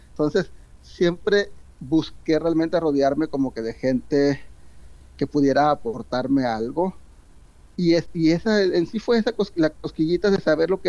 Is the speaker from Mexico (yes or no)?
yes; Mexico; Entonces muchas veces pensamos eso como, como, mexicanos.